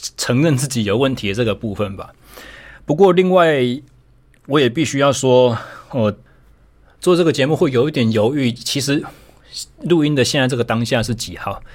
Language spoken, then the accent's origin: Chinese; Taichung, Taiwan; 我回到了我的家乡台中，我重新成为了一位自由教练